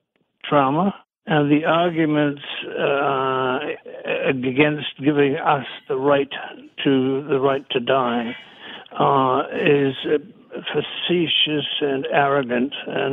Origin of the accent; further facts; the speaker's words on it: New Zealand; born there; I'm an international journalist. I was born in New Zealand, but I've spent most of my time in many other countries.